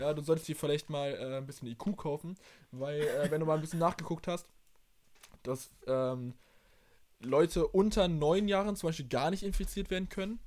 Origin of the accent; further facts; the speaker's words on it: Germany; bei uns in Deutschland